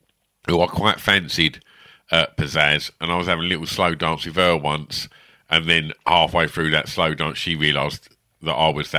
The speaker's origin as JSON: {"language": "English", "area": "Essex", "region": "East of England", "country": "United Kingdom", "tie": "born or raised there"}